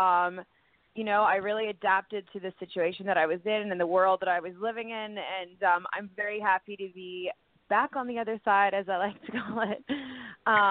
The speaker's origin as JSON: {"language": "English", "country": "Canada", "said": "I'm Canadian"}